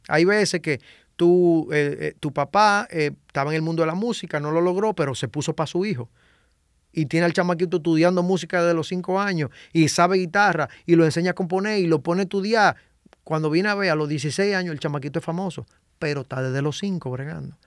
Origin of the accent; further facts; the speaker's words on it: Santo Domingo Este, Distrito Nacional, Dominican Republic; yo me crié en Invivienda, yo salí de Invivienda a los 27 años.